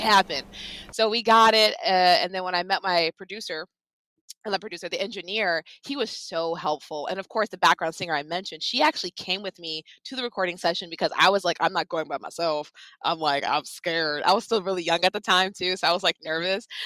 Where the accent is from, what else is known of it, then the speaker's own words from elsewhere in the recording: Long Island, New York, United States; I grew up on Long Island